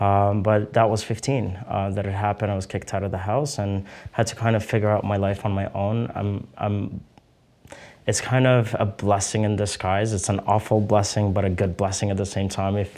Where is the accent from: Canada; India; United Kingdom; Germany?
Canada; also born or lived in Egypt; I grew up in Canada all my life